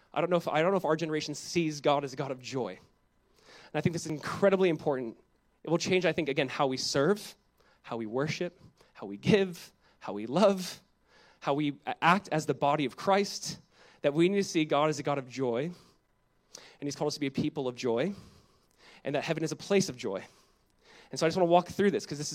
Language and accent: English; Southern California, United States; my wife and I, growing up in Southern California, we went to one church our whole life. It's Calvary Chapel, Costa Mesa